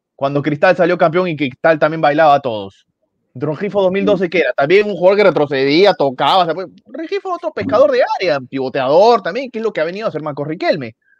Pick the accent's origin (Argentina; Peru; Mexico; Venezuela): Peru; como peruanos